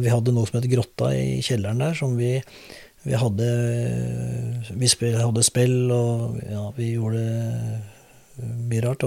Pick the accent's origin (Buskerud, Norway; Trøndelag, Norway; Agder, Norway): Buskerud, Norway; Drammen; also born or lived in Oslo / Hauketo / Lier; jeg er drammenser